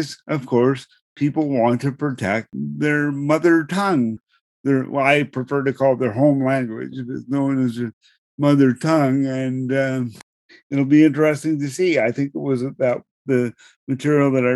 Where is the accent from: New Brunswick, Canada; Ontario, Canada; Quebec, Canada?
New Brunswick, Canada; first language English; moved away; I'm originally from New Brunswick